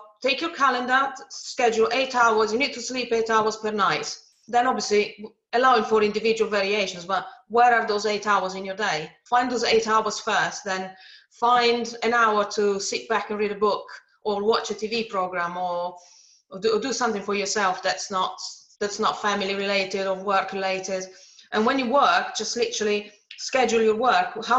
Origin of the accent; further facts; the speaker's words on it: Italy; moved away; I come from Italy, so my parents and my grandparents used to make wine. So I grew up in jumping on grapes